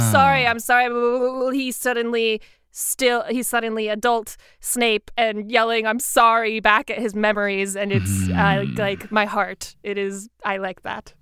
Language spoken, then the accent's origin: English; South Carolina, United States; I'm from South Carolina